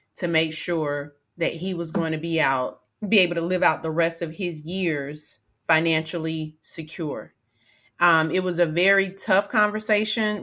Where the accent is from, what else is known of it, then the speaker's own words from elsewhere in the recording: Atlanta, Georgia, United States; I grew up in Atlanta